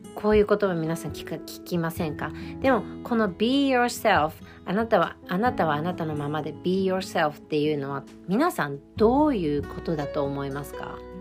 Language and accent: Japanese; Japan; moved away as an adult; now in United States; やはり私は日本で育ってるし、日本人だから